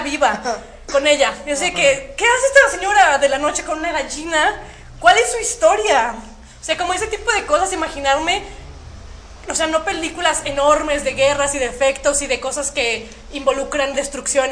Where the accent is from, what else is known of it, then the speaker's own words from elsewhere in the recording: Saltillo, Coahuila, Mexico; Soy de Saltillo, Coahuila